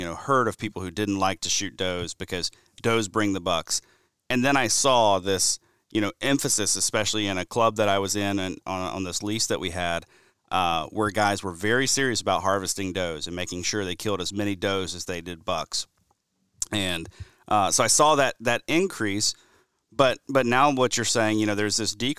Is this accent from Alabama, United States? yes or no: yes; Alabama, United States; even my home state of Alabama was doing pretty well in that regard.